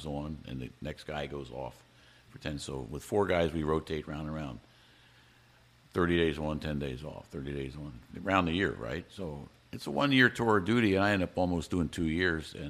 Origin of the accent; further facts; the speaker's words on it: Maryland, United States; now in Hawaii, United States; I grew up in Maryland and was an avid water person, loved the water